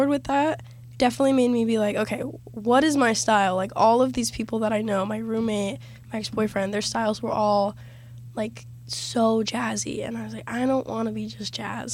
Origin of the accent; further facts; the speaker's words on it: Florida, United States; I'm from Florida, born and raised, but my dad's actually from Canada.